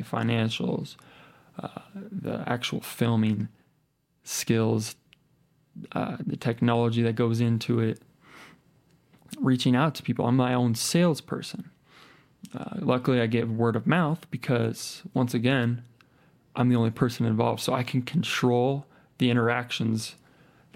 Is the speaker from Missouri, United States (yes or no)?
no; Lincoln, Nebraska, United States; moved away as an adult; now in Colorado, United States; Lincoln, Nebraska, where my hometown, born and raised. I moved out here to Colorado